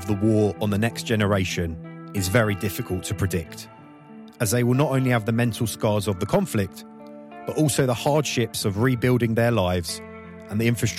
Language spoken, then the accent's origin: English; United Kingdom; I am British Ukrainian sports journalist